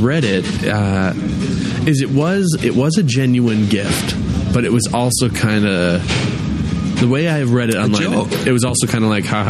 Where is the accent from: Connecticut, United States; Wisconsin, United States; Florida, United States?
Wisconsin, United States; Sun Prairie; also born or lived in Evanston, Illinois; I grew up in Sun Prairie.